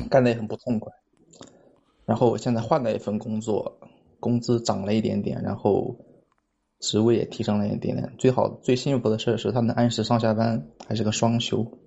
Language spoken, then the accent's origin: Chinese; Hubei, China; now in Suzhou, China; 我是湖北的